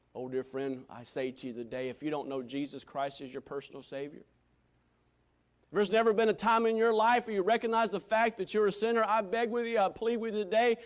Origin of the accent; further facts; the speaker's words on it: Greenville, South Carolina, United States; for 17 years of life, growing up in Greenville, South Carolina